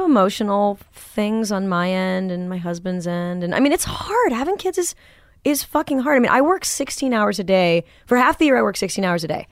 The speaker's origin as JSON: {"language": "English", "town": "Manhattan Beach", "region": "California", "country": "United States", "tie": "born or raised there", "said": "growing up in Manhattan Beach"}